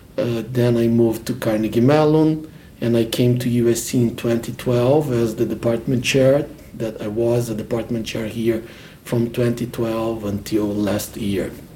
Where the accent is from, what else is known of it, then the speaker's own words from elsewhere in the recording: Brazil; moved away as an adult; now in Los Angeles, United States; I'm originally from Brazil